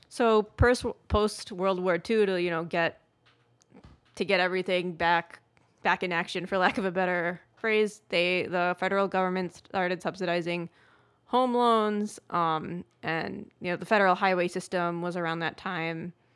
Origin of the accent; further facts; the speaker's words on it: United States; moved away as an adult; also born or lived in Atlanta, United States; I grew up in New York and New Jersey my whole life